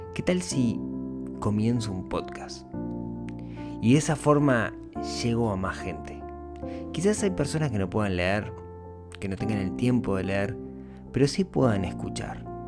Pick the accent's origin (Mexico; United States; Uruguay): Uruguay; La mayoría del público es de Uruguay, mi país natal